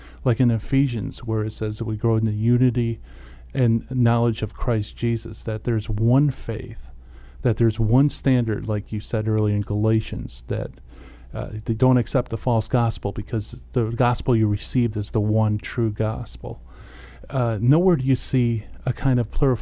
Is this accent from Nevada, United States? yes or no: no; Detroit, Michigan, United States; moved away; I'm from Detroit area